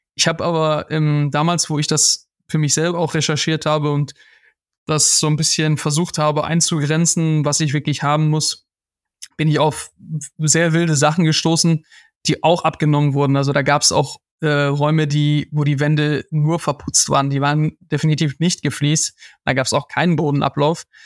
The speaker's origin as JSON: {"language": "German", "town": "Schwerte", "region": "North Rhine-Westphalia", "country": "Germany", "tie": "born or raised there", "said": "wir haben da früher gelebt. Ich bin auch geboren in der Stadt"}